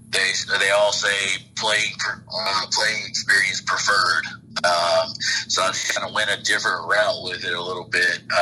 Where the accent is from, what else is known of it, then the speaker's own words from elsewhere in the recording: Leesburg, Georgia, United States; moved away as an adult; also born or lived in Virginia; now in Cuthbert, United States; I was just really excited about being back near my hometown, uh, which is about 45 minutes away